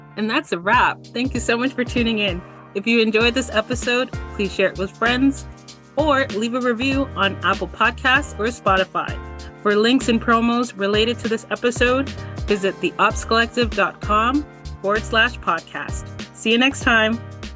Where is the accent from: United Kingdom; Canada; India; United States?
Canada; now in Toronto, Canada; I'm in Toronto and I'm Canadian